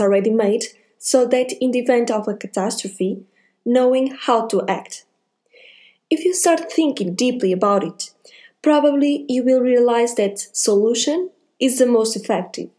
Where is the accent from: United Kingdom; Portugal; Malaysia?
Portugal; I'm from Portugal